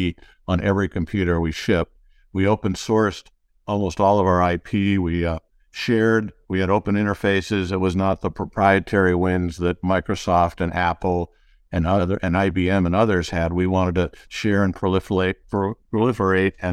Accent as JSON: {"language": "English", "town": "Detroit", "region": "Michigan", "country": "United States", "tie": "born or raised there", "said": "I grew up in the Midwest, classic Midwesterner, uh, all kinds of cities. Uh, dad moved around a lot, eventually ended up in uh, Detroit"}